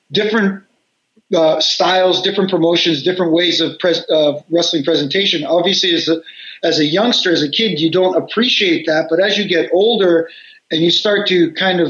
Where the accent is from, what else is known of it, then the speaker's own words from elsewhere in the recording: Toronto, Ontario, Canada; here in Toronto